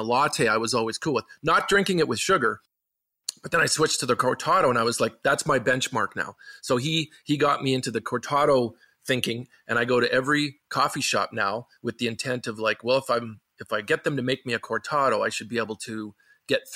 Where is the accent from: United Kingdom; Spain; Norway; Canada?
Canada; growing up where I'm from in small town Canada